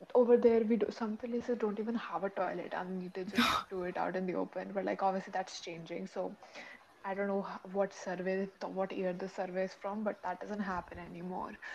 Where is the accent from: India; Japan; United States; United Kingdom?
India; we as Indians